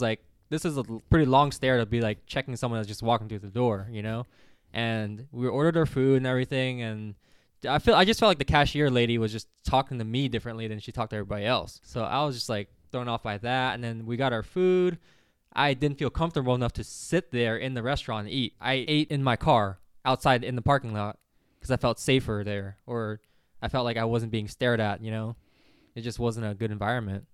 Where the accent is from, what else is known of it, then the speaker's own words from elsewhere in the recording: California, United States; growing up in California